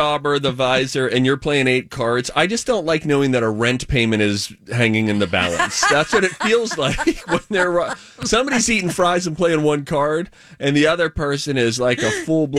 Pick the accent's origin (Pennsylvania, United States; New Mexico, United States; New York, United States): Pennsylvania, United States; Springdale; growing up in Springdale, Pennsylvania.